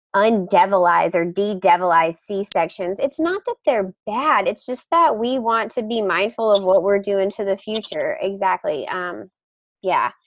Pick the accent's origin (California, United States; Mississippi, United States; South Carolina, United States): Mississippi, United States; now in Boston, United States; I grew up in Mississippi, um, so this rural part of the United States 100% hits home for me.